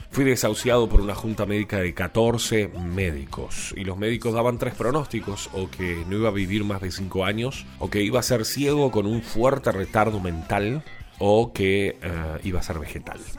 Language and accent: Spanish; Uruguay; Soy uruguayo y vivo aquí en Montevideo.